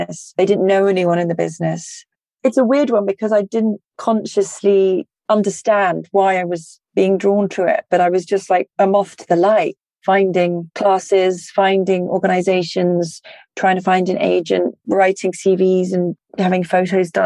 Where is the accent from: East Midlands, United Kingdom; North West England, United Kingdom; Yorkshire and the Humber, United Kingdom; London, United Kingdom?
London, United Kingdom; moved away as an adult; now in California, United States; I grew up in North London in Crouch End.